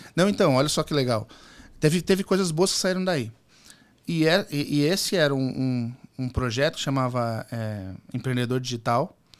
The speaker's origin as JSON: {"language": "Portuguese", "town": "Santos", "region": "São Paulo", "country": "Brazil", "tie": "born or raised there", "said": "Eu sou de São Paulo, do litoral, sou nascido em Santos."}